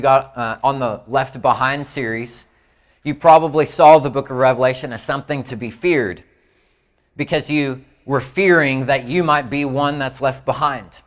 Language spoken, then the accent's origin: English; Indiana, United States; Like I, I'm from Indiana, so I had to think about it some.